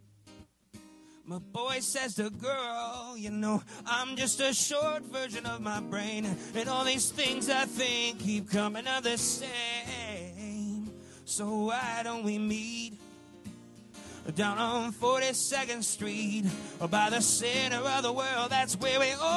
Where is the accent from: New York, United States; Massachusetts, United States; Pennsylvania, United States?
New York, United States; Buffalo; now in Brooklyn, United States; I grew up in Buffalo